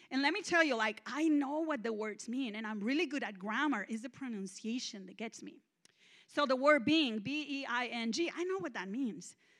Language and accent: English; Mexico; English is a second language; moved away as an adult; now in United States; I'm Mexican